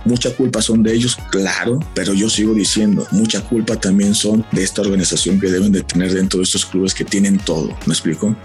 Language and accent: Spanish; Mexico